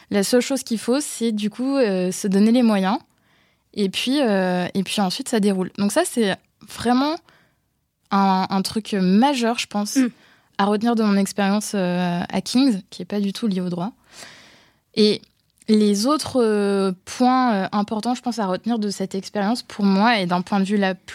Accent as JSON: {"language": "French", "country": "France", "said": "Moi, quand je suis arrivée de France, euh, premier cours, on me demande mon opinion, j'étais mortifiée."}